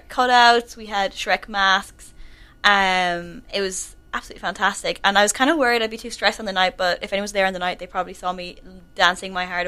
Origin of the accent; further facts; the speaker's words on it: Tralee, Munster, Ireland; I'm the ENTS officer in the Students' Union, and I'm also from Tralee